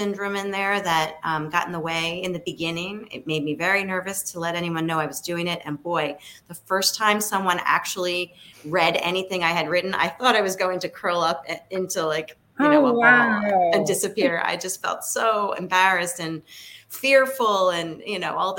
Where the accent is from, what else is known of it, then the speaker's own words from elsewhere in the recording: Philadelphia, Pennsylvania, United States; I was growing up in Philadelphia